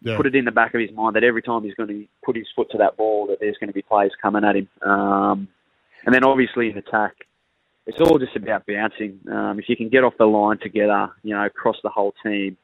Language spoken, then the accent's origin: English; Wagga Wagga, New South Wales, Australia; born and raised in Wagga